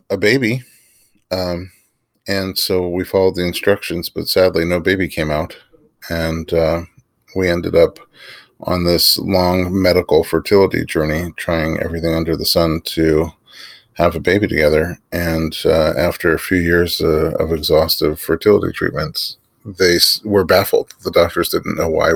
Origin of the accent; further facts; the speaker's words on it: New York City, New York, United States; I grew up in New York City.